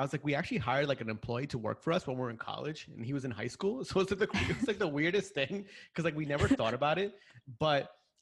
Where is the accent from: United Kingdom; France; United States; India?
United States; New York City, New York; I grew up here in New York